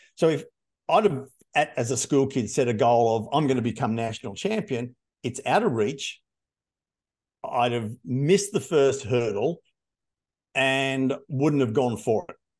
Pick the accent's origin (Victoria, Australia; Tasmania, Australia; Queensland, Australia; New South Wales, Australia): New South Wales, Australia; Hunter Valley; I grew up in the Hunter Valley